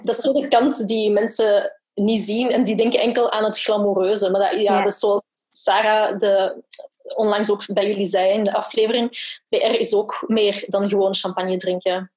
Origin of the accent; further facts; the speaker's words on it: Brussels, Brussels-Capital Region, Belgium; ik ben van Brussel